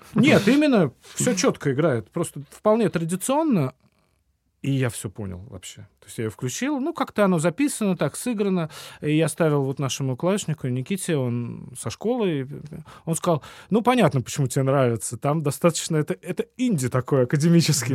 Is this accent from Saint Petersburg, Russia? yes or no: yes; Saint Petersburg, Russia